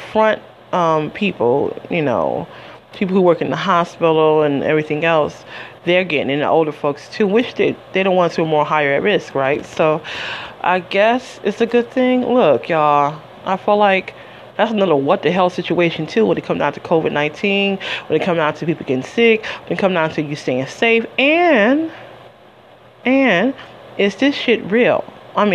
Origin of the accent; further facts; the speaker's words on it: Detroit, Michigan, United States; I'm from Detroit